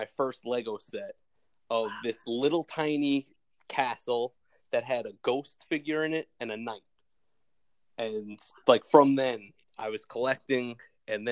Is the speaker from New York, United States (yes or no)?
yes; New York City, New York, United States; I'm from Brooklyn, New York